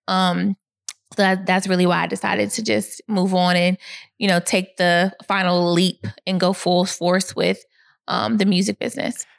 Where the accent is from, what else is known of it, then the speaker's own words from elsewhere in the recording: Atlanta, Georgia, United States; also born or lived in Boston, Massachusetts / Gwinnett County, Georgia; I moved to Atlanta when I was five years old.